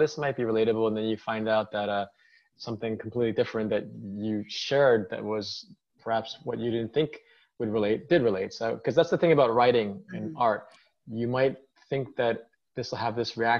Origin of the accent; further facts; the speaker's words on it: New York, United States; born and raised in New York